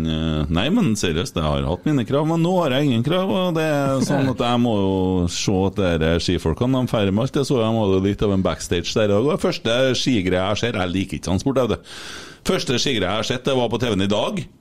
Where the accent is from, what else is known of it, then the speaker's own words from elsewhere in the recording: Trøndelag, Norway; vi er jo trøndere